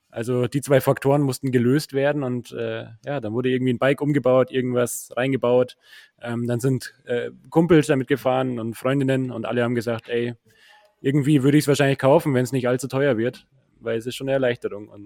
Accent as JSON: {"language": "German", "town": "Munich", "region": "Bavaria", "country": "Germany", "said": "ich bin Münchner."}